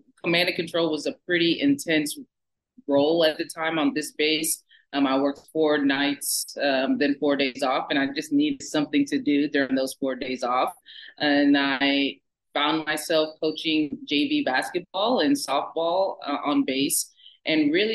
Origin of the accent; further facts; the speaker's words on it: Georgia, United States; moved away; also born or lived in Bemidji, Minnesota; I ended up coming home to Georgia and coaching.